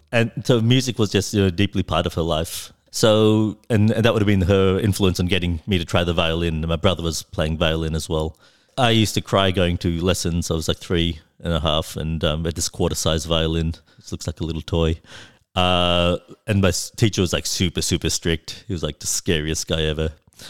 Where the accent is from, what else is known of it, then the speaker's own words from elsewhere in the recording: Melbourne, Victoria, Australia; And growing up in Melbourne, there were very, very few Sri Lankan people that that would be around.